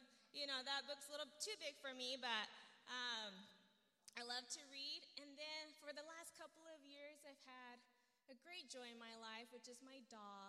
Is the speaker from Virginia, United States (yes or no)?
yes; Virginia, United States; also born or lived in Albuquerque, United States / Japan; So I'm from Virginia, from Albuquerque, and then Japan.